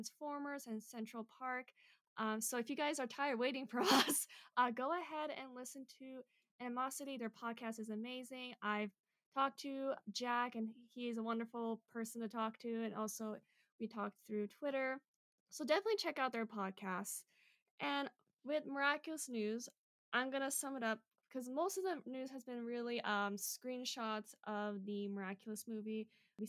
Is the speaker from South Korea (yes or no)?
yes; South Korea; That's my home country